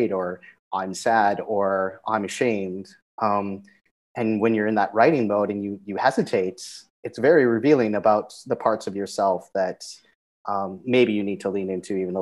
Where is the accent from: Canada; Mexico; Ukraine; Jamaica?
Canada; moved away as an adult; also born or lived in Zambia; now in Cambodia; I grew up in Canada, multicultural